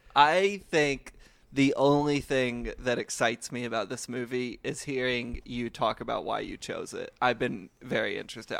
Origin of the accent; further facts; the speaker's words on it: United States; I, as an American citizen